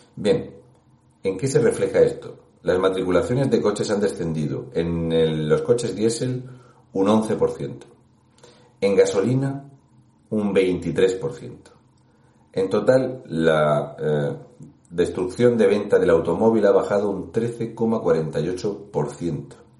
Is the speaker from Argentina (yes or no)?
no; Region of Murcia, Spain; un murciano encabronado